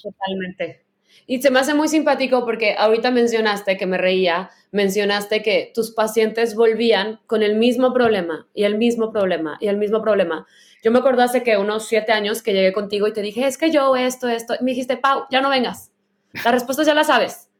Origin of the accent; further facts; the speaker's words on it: Guadalajara, Jalisco, Mexico; now in San Francisco, United States; que soy de Guadalajara y crecí ahí, que vivo en la ciudad más liberal de, las más liberales del mundo y de Estados Unidos